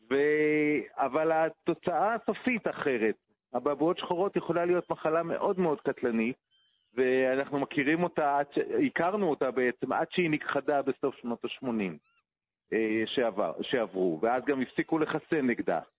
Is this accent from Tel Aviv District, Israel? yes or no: no; Jerusalem, Jerusalem District, Israel; פה קרוב אליי, אני הרי ירושלמי